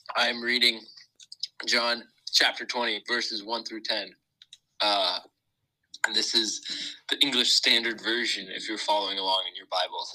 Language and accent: English; Huntington Beach, California, United States; moved away as an adult; now in Indiana, United States; I grew up in Huntington Beach, California